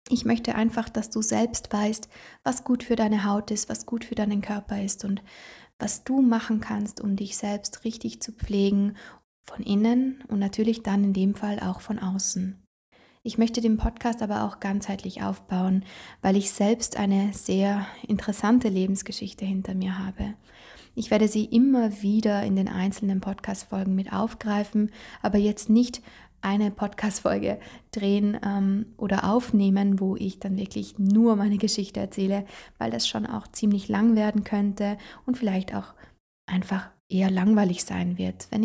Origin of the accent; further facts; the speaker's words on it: Trentino-Alto Adige, Italy; da, wo ich herkomme, aus Italien, aus Südtirol, da habe ich eine sehr intensive Ausbildung gemacht.